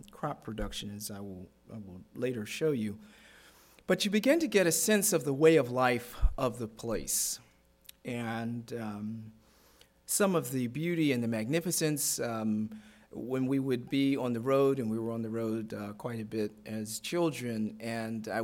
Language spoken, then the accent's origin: English; Baltimore, Maryland, United States; I grew up in Baltimore City